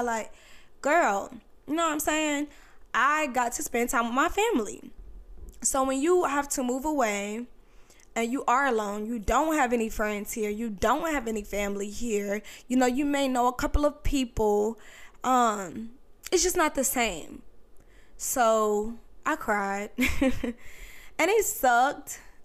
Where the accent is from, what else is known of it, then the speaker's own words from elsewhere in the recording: North Carolina, United States; moved away as an adult; now in Virginia Beach, United States; I'm originally from North Carolina, but I moved to Virginia Beach